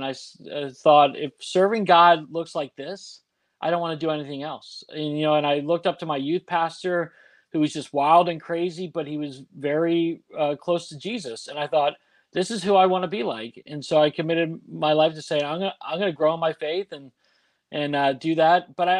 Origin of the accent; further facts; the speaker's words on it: Washington, District of Columbia, United States; Yeah, so I was born and raised in Washington, D.C., just outside of D.C.